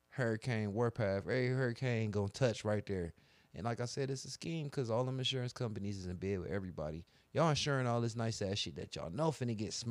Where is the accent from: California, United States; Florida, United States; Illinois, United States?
Florida, United States; I'm from Florida.